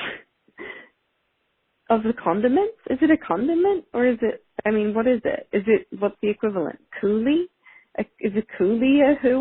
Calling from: New Zealand; I am calling you from New Zealand.

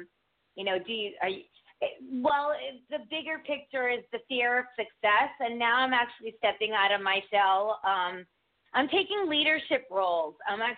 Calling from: Connecticut, United States

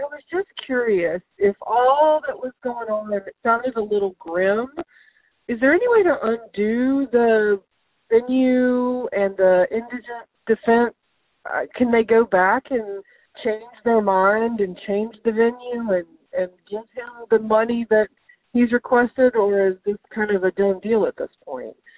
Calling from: Savannah, Georgia, United States; I'm calling from Savannah

